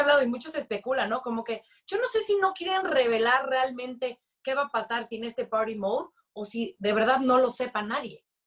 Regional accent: Mexico; como buena mexicana

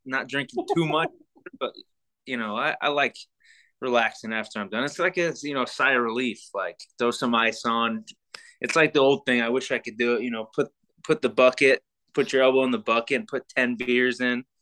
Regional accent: Sacramento, California, United States; I'm from Sacramento

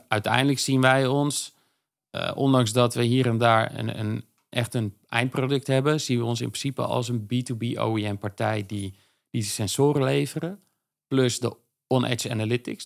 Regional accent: Veluwe, Gelderland, Netherlands; moved away as an adult; also born or lived in Zwolle; now in Amsterdam, Netherlands; Op de Veluwe. Uh, Nijkerk en Harderwijk.

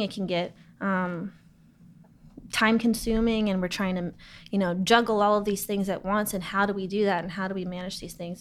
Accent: Los Angeles, California, United States; I grew up in Los Angeles

